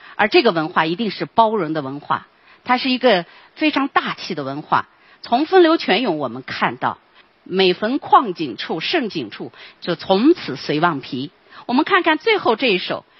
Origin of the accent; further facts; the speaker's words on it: Lanzhou, Gansu, China; 我们兰州人都在黄河边可以见到